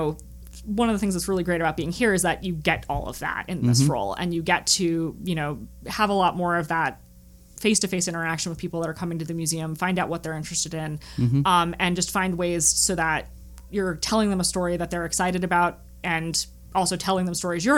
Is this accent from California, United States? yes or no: no; Guilford, Connecticut, United States; my hometown of Guilford, Connecticut